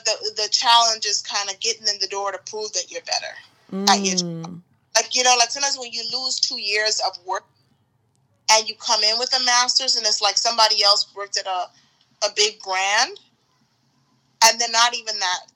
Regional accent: Bahamas; moved away as an adult; I'm from the Bahamas. And I was here on a student visa.

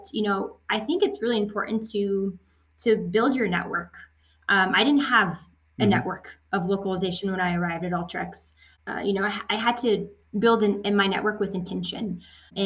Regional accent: United States; also born or lived in France; I'm French American and I moved to the States when I was six

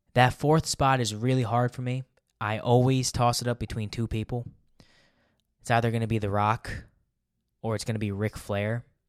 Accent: United States; I'm an American

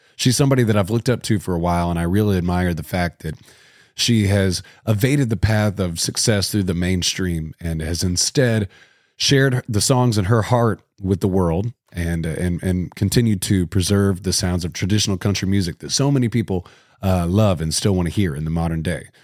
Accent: Cabot, Arkansas, United States; moved away as an adult; also born or lived in Indianapolis; I grew up in Cabot, Arkansas, and I lived there for the first twenty years of my life

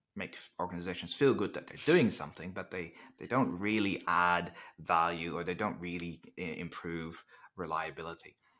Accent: Netherlands; English is a second language; moved away; I'm originally from the Netherlands, which it kind of explains the, um, the slightly different accent

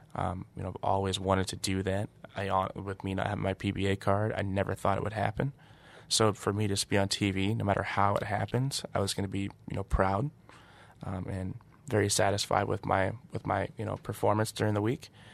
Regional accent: Washington, United States; now in Detroit, United States; my buddy Marshall I grew up bowling against in Washington

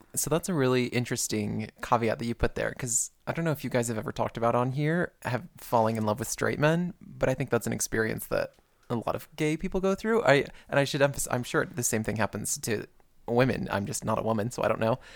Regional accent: Perrysburg, Ohio, United States; moved away as an adult; I'm from Ohio, from a very very white town

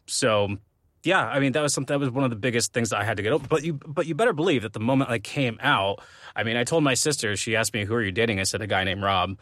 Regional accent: Arizona, United States; growing up in Arizona

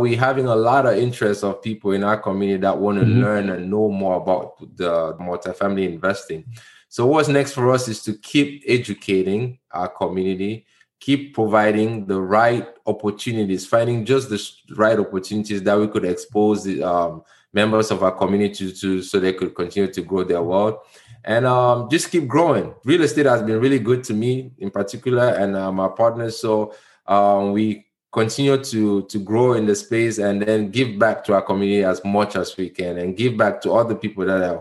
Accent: Cameroon; moved away; I'm from Cameroon.

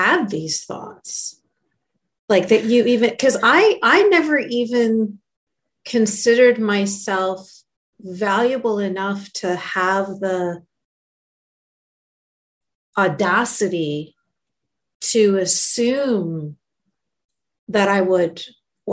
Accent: Canada; when I was born and raised in Canada and I was growing up in Canada

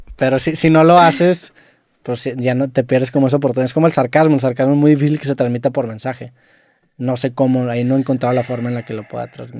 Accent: Monterrey, Nuevo León, Mexico; accent: regio; yo a lo mejor para muchas personas tengo un acento muy regio

